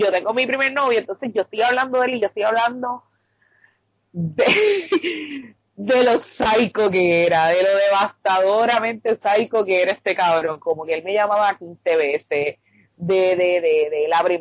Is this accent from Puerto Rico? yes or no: yes; Carolina, Puerto Rico